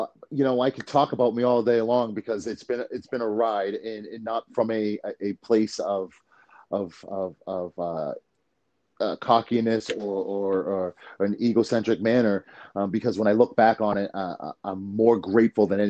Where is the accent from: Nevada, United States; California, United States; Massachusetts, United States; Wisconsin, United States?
Massachusetts, United States; Leominster; also born or lived in Queens, New York; My mother moving her family, her three kids to Massachusetts